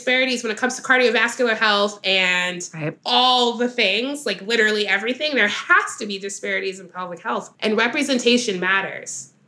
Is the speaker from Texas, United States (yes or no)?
yes; Dallas, Texas, United States; growing up in Dallas, Texas